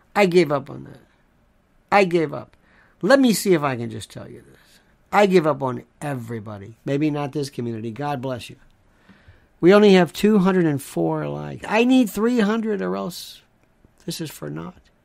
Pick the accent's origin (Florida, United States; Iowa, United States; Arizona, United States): Florida, United States; when I was growing up in the South in Florida